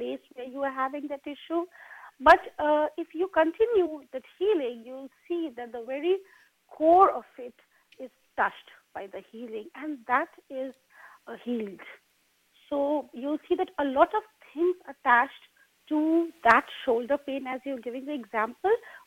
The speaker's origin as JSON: {"language": "English", "country": "India", "moved": "yes", "said": "I come from India"}